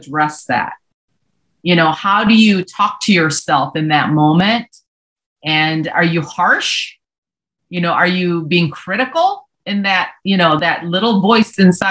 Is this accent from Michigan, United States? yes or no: yes; Hurley, Wisconsin / Ironwood, the Upper Peninsula, Michigan area, United States; also born or lived in Seoul, South Korea; We flew up to Hurley, Wisconsin, Ironwood, Michigan area, the Upper Peninsula